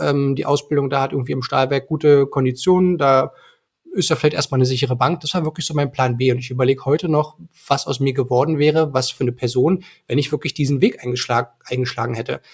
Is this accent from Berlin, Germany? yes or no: no; Eisenhüttenstadt, Brandenburg, Germany; ich bin in Eisenhüttenstadt geboren worden. Das ist eine ähm, ostbrandenburgische Grenzstadt